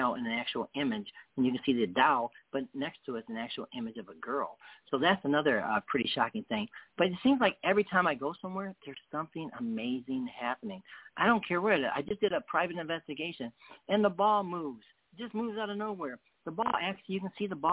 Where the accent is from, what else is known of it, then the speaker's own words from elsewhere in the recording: England, United Kingdom; I'm English.